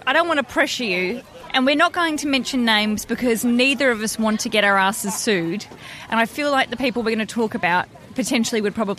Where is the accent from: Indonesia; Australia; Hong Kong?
Australia; accent: Australian; now in United Kingdom; Gosh, I really trade off this Australian accent, so it can't go anywhere. So when we go home to Australia